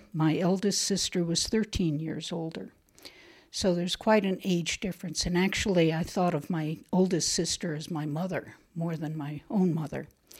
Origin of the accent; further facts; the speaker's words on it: New Jersey, United States; born there; I was born in New Jersey, outside New York City.